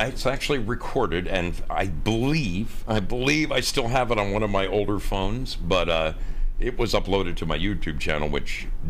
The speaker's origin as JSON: {"language": "English", "region": "Oregon", "country": "United States", "said": "I come from Oregon where there's wineries everywhere."}